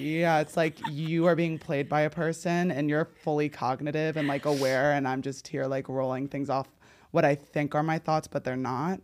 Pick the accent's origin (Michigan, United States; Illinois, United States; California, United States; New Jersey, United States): New Jersey, United States; now in Los Angeles, United States; When I was growing up in New Jersey